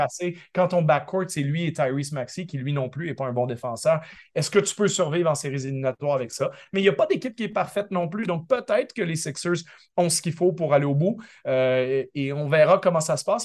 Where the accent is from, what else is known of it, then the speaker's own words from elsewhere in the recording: Quebec, Canada; also born or lived in Paris; now in Toronto, Canada; j'ai grandi au Québec